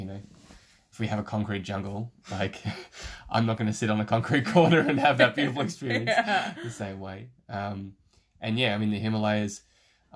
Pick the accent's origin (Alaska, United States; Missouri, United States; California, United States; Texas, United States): Alaska, United States; moved away; I grew up in Alaska for about 7 years and I sort of spent my formative years there during high school.